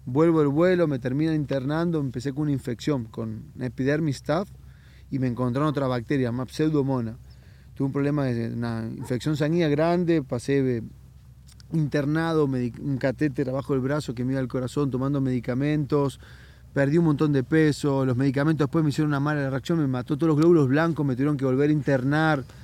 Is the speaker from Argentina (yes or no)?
yes; La Plata, Buenos Aires Province, Argentina; moved away as an adult; also born or lived in Brazil; De Buenos Aires, de la ciudad de La oh, Plata.